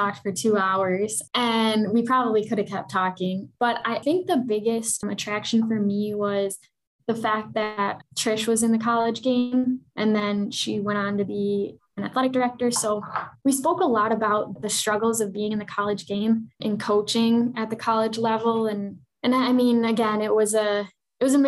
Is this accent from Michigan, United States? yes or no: no; Madison, Wisconsin, United States; accent: Wisconsin accent, Minnesota accent; moved away as an adult; also born or lived in Minnesota / Green Bay, Wisconsin / Miami; now in Kansas City, United States; So I was born and raised in Madison, Wisconsin. Grew up there my whole life until I went to college in Minnesota